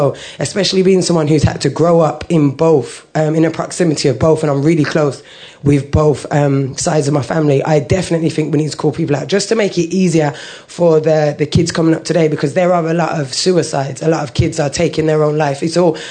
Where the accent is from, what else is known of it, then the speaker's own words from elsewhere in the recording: Birmingham, West Midlands, United Kingdom; now in London, United Kingdom; I was from Birmingham. I was quite ignorant when I came to London because I'm not used to being around so much cultures.